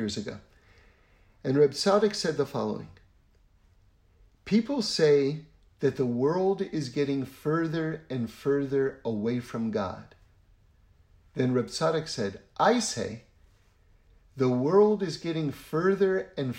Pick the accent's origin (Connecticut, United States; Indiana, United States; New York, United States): New York, United States; New York City; I grew up in New York City, which is, you know, a pretty wild place to grow up